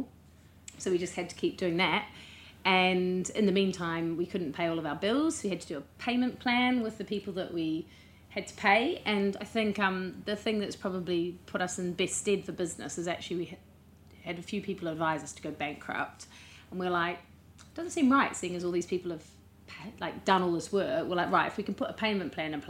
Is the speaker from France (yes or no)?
no; New Zealand; now in London, United Kingdom; I'm a Kiwi, not English